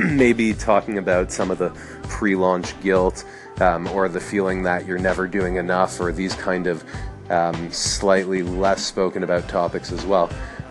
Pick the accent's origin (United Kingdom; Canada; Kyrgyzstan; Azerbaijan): Canada; Montreal, Quebec; also born or lived in New York; we came back to my hometown of Montreal